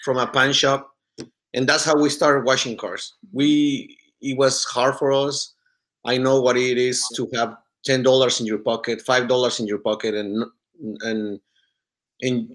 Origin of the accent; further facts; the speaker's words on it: Mexico; now in Corona, United States; I'm from Mexico. And I came here like 15 years ago.